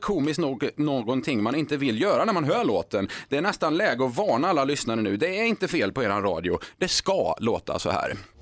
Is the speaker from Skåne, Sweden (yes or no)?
no; Skara, Västra Götaland, Sweden; Skara där jag kommer ifrån